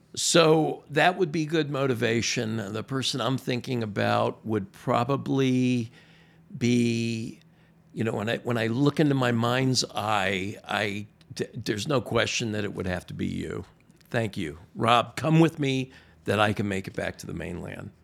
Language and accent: English; Miami, Florida, United States; moved away as an adult; now in Maryland, United States; I'm from Miami, born and raised